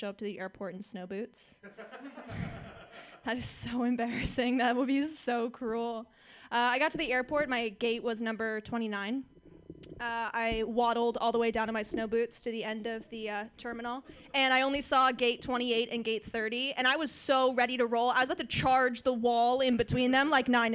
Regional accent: Orange County, California, United States; I lived in California for most of my life. I grew up in Orange County.

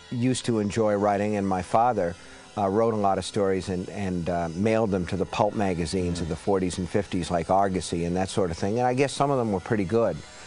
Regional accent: Maine, United States; I'm from Maine. I'm a Yankee

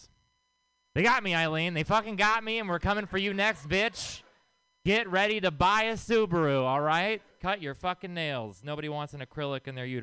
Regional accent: the South, United States; I'm from the South

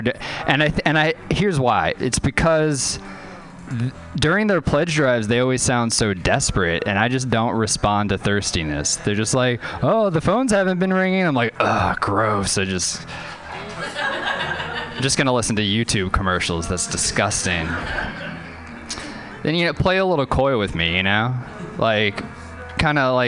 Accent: New Orleans, Louisiana, United States; moved away; I was growing up in Louisiana

